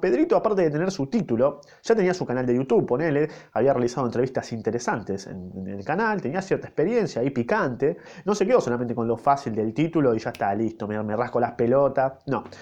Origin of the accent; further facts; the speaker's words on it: Argentina; yo, yo nací en Argentina